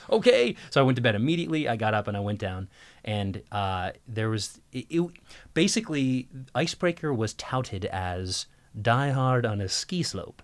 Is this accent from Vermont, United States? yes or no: yes; Burlington, Vermont, United States; moved away as an adult; my hometown in Burlington, Vermont.